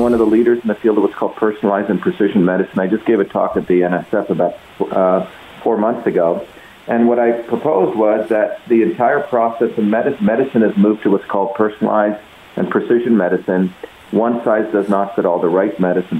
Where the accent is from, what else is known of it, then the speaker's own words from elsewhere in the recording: India; now in United States; I grew up in the Indian caste system